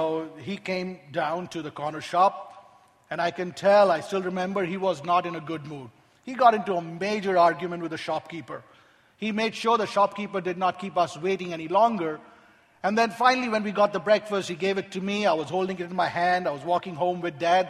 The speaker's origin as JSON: {"language": "English", "town": "Kolkata", "region": "West Bengal", "country": "India", "tie": "born or raised there", "said": "I grew up in Calcutta, India"}